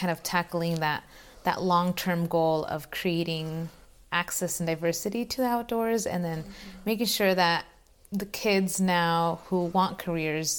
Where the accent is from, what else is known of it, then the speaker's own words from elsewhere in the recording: Wenatchee, Washington, United States; I am from Wenatchee, so just a little ways away